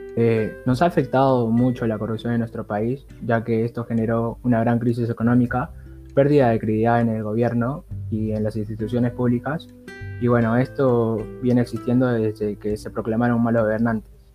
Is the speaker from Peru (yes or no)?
yes; Peru; nuestra identidad como peruanos